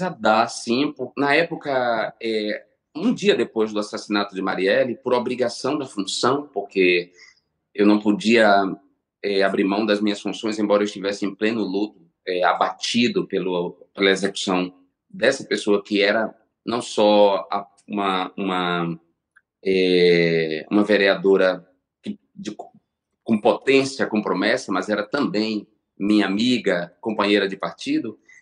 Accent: Brazil; moved away as an adult; meu país

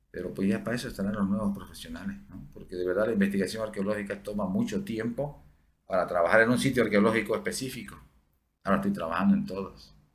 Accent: Santa Cruz, Bolivia; tenemos que {S1} ahorita tratar de proteger lo que más podamos hasta que efectivamente logremos como cruceños consolidar eh, una educación de arqueología.

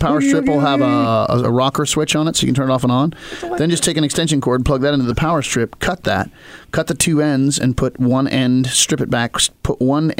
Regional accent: Appalachia, United States; This is a very West Virginia thing, but I am from Appalachia.

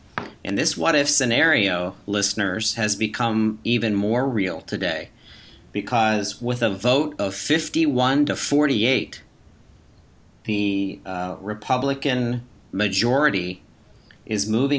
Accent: Pennsylvania, United States; the state of Pennsylvania, which is obviously my home state and yours

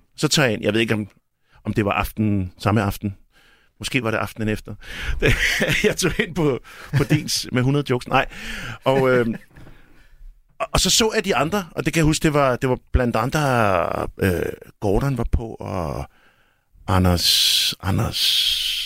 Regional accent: Albertslund, Capital Region of Denmark, Denmark; jeg er fra Alberslund

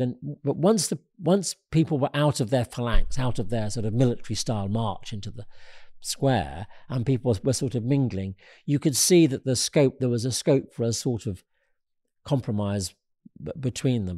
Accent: United Kingdom; being a Brit

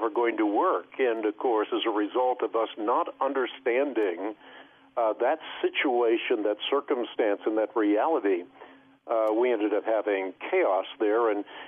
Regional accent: Netherlands; moved away; I know we immigrated from Holland. Well, the first thing that we did is we found a community of Dutch people, so we'd go to church and understand what was going on in the sermon.

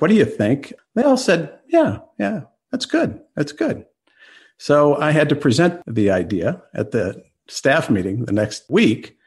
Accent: Washington, District of Columbia, United States; I grew up in Washington, D.C.

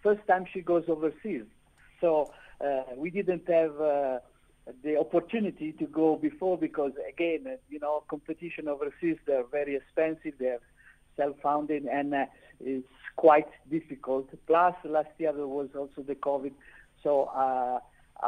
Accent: Milan, Lombardy, Italy; now in South Africa; I'm from Milano

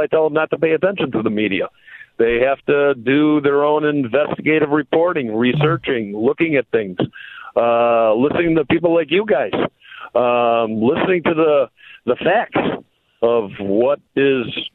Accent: Chicago, Illinois, United States; moved away as an adult; now in Israel; I was born and raised in the state of Illinois

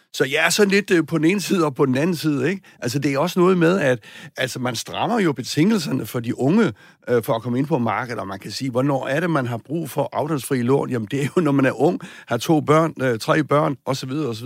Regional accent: Southern Jutland, Southern Denmark, Denmark; Sønderjylland, hvor jeg kommer fra

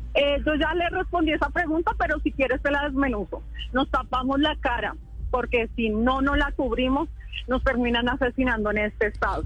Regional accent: Colombia; soy una colombiana que está indignada

